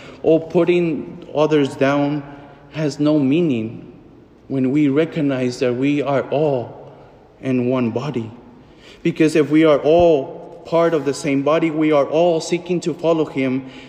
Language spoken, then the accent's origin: English; Fort Smith, Arkansas, United States; The moment when I celebrated the first Mass in my hometown in Fort Smith